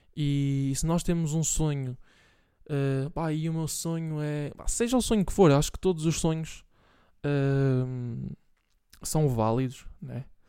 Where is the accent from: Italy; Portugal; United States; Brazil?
Portugal; Bragança, Norte; now in Santa Maria da Feira, Portugal; Bragança, que é de onde eu sou